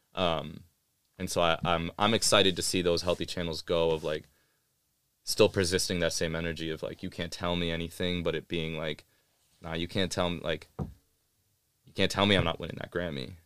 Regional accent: New York, United States; moved away; also born or lived in Austin / North Carolina / Pakistan (ancestry); I was a Pakistani kid growing up in New York, like, during nine eleven

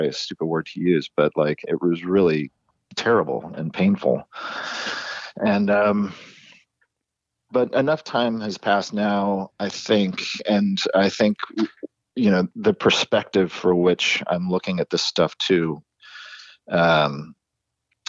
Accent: Encinitas, California, United States; the town that we grew up in San Diego, Encinitas, really small community

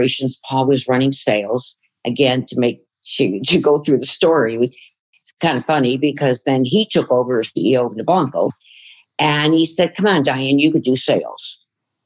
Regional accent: Chicago, Illinois, United States; moved away as an adult; also born or lived in Fort Lauderdale, Florida; I grew up in Chicago

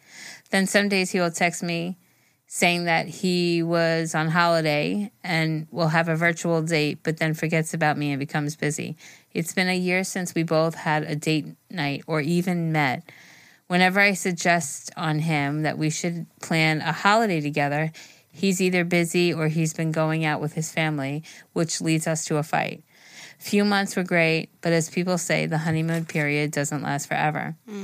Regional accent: India; Well, I'm from India, and I need some advice on how to handle some situation that comes in front of me.

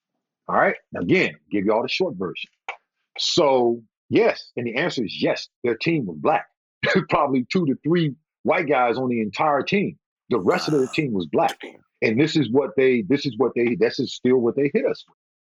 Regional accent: the South, United States; You know, because again, you know, I'm from the South.

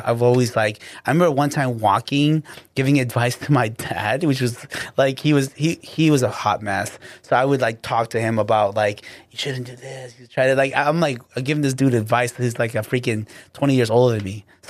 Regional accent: Guatemala; No, I'm like Guatemalan. Okay. Straight up, like hardcore blood.

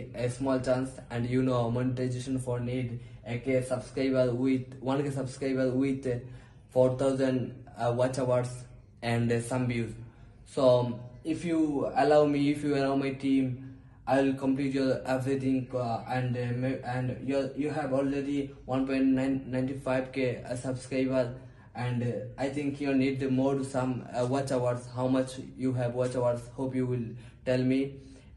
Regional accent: Bangladesh; English is a second language; I'm from Bangladesh

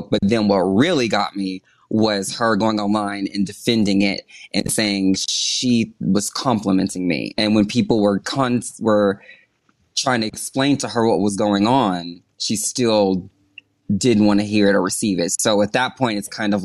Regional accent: the South, United States; I'm from the South. We're both from the South.

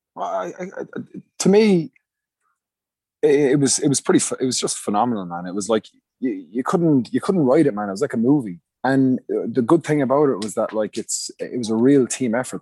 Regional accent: Munster, Ireland; moved away; I grew up in Munster

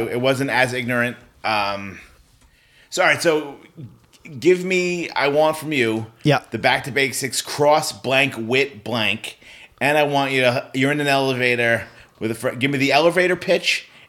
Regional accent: Ann Arbor, Michigan, United States; We're from here, from Ann Arbor.

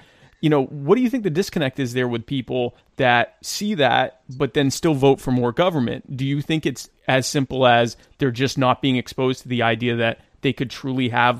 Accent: United States; I know me personally as an American, especially an American living in a smaller government state in an area that wants less government

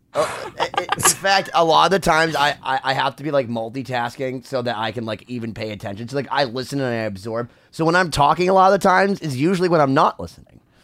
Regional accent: Massachusetts, United States; because we're from Massachusetts

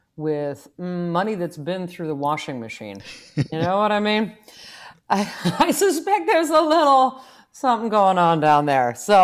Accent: Manchester, Iowa, United States; moved away; it's currently 8 below in my hometown of Manchester, Iowa. So my parents are sitting there, you know.

